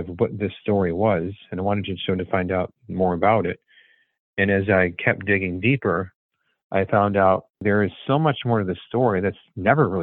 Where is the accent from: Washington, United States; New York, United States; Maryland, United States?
New York, United States; Buffalo; I grew up in Buffalo, and it's always been sort of on my mind, having being a Buffalonian.